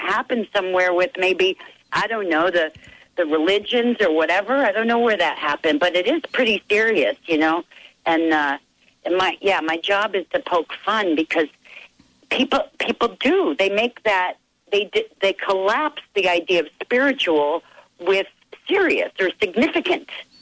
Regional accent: New York, United States; I'm from New York.

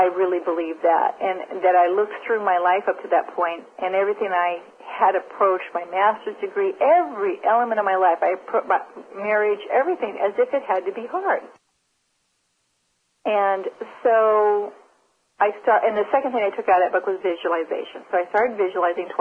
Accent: Nebraska, United States; So I was raised in Nebraska.

